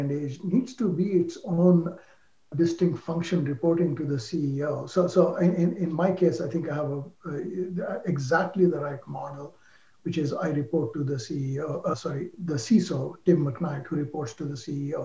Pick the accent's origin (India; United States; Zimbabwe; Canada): India; moved away; I grew up in India